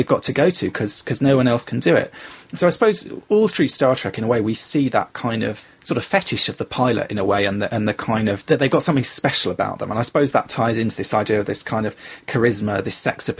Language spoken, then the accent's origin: English; London, United Kingdom; I grew up in London